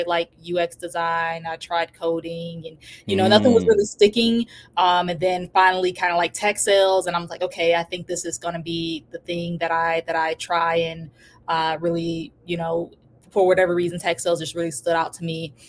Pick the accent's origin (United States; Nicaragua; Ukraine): United States; Detroit, Michigan; I was born in Detroit, Michigan, grew up in a, you know, pretty rough neighborhood